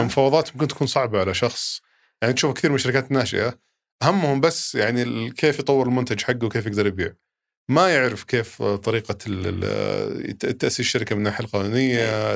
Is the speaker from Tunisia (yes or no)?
no; Saudi Arabia; عندنا في السعوديه هنا